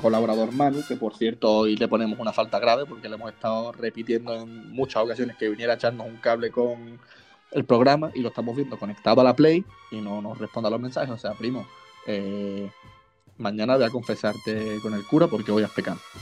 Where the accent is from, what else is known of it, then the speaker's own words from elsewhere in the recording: San Pedro de Alcántara, Andalusia, Spain; es nuestro patrón del pueblo y porque yo adoro mi pueblo, San Pedro de Alcántara